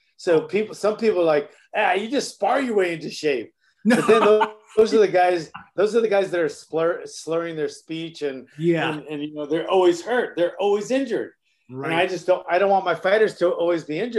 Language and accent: English; Honolulu, Hawaii, United States; moved away; also born or lived in Woodland Hills, California; I lived in Kamiki, which isn't really a nicer area. So I'm from Kamiki, but I got to go to Kahala Elementary